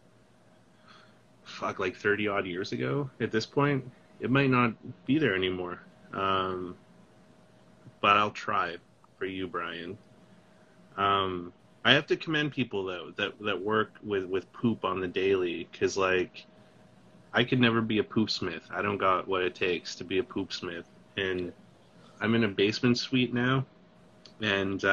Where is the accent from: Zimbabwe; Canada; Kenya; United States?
Canada; Kimberley, British Columbia; now in Vancouver, Canada; I grew up in Kimberley, this little tiny mountain in the Coonies.